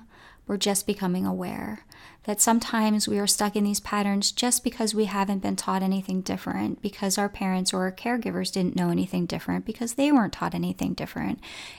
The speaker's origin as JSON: {"language": "English", "town": "Coatesville", "country": "United States", "tie": "born or raised there", "said": "I grew up in Coatesville, and you know, it's a community, you know, that sometimes has a little anger running through it"}